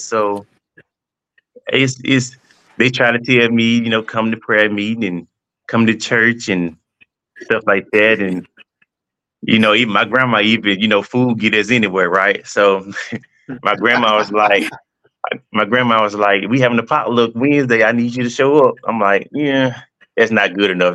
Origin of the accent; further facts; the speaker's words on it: Monticello, Mississippi, United States; from Mississippi, Monticello, Mississippi, a small town